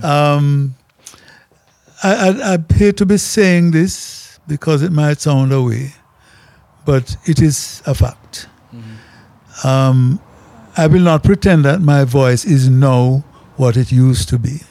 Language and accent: English; Jamaica; as a Jamaican